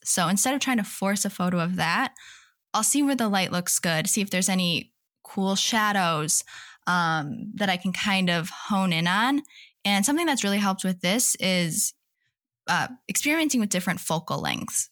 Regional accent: Wisconsin, United States; moved away as an adult; now in Seattle, United States; I grew up in Wisconsin, but my husband and I moved to Washington in twenty seventeen

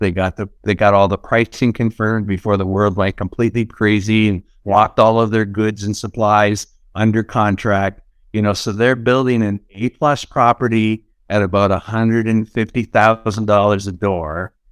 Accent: Niagara Falls, Ontario, Canada; I'm from Niagara Falls, Canada, that's where I'm originally from.

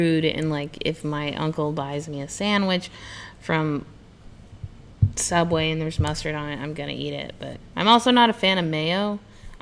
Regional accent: Colorado, United States; also born or lived in California / Washington; now in Indianapolis, United States; I grew up in Colorado, so we had corn festivals and country dances and country swing and all that stuff.

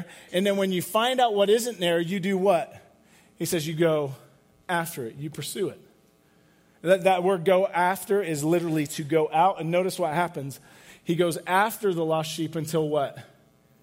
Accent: England, United Kingdom; moved away; I grew up in England

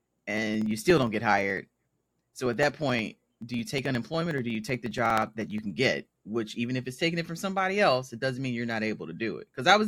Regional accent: Mississippi, United States; I was the weird person the entire time I was growing up here. I'm from Mississippi. I am Mississippi homegrown. I'm Mississippi made.

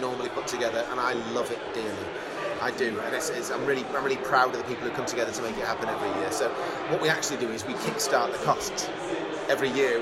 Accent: Sheffield, Yorkshire and the Humber, United Kingdom; now in East Yorkshire, United Kingdom; I'm from Sheffield originally, but I've been living in East Yorkshire for the last 20 or 30 years.

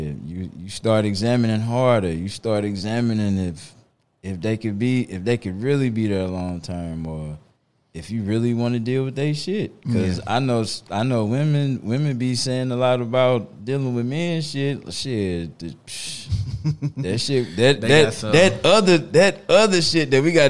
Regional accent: St. Louis, Missouri, United States; growing up in St. Louis in high school

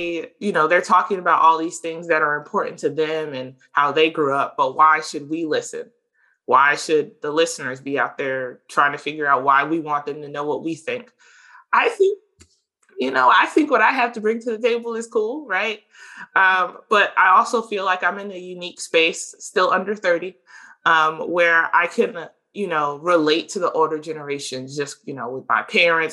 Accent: South Carolina, United States; also born or lived in Alaska; Literally, I was born in Alaska. I'll share that because nobody's going to check it out, right? My dad was in the military. We moved around a lot, lived in 6 different states before I was 12. We mostly settled in South Carolina.

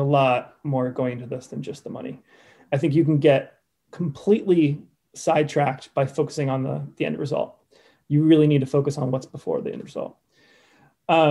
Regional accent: Cape Cod, Massachusetts, United States; now in Poland; Cape Cod.

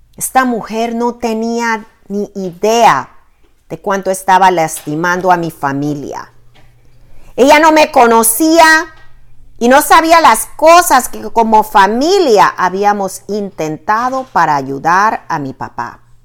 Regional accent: Panama; now in Virginia, United States; mi país de origen

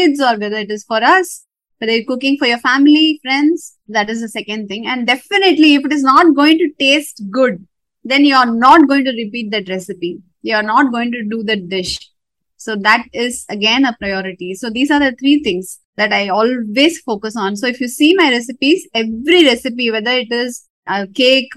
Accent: South India, India; moved away as an adult; now in North India; I was brought up in South India and I moved north because my husband's job demanded

